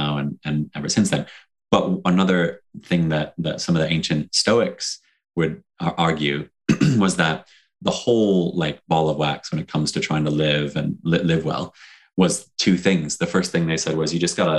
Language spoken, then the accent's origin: English; Detroit, Michigan, United States; moved away as an adult; now in United Kingdom; I'm from Detroit originally.